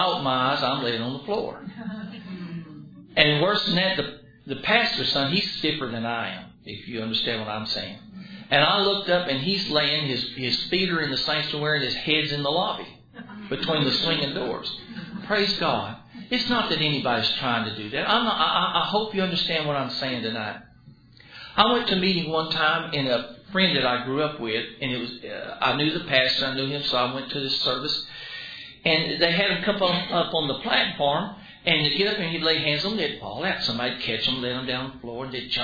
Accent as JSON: {"language": "English", "town": "Dallas", "region": "Texas", "country": "United States", "tie": "born or raised there", "said": "I grew up in Dallas"}